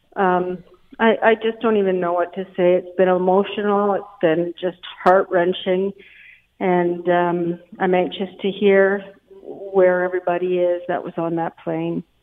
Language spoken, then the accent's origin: English; Canada; I've always prided myself of being a Canadian.